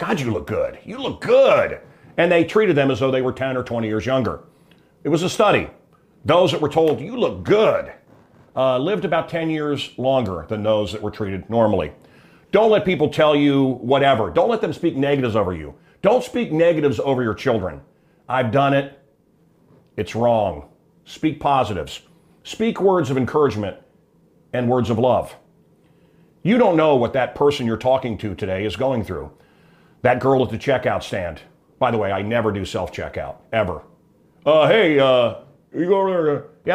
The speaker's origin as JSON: {"language": "English", "area": "Suicide Falls", "region": "Missouri", "country": "United States", "moved": "yes", "lives_now": "North Shore of Chicago, United States", "said": "I come from Suicide Falls, Missouri"}